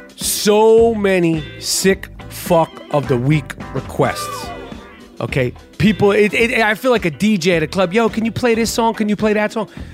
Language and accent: English; United States; an American Jew, born and raised in the United States, like myself